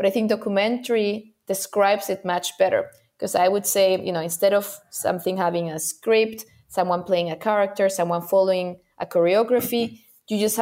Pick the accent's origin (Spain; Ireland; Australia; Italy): Spain; I come from Spain